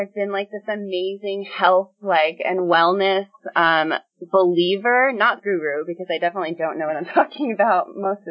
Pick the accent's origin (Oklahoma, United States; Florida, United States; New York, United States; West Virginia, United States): New York, United States; I grew up born and raised in New York 20 years